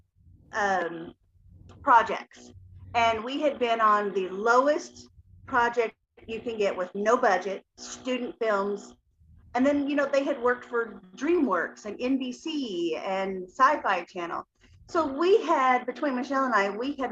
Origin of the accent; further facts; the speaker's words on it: Appalachia, United States; I grew up in Appalachia, a very poverty stricken area.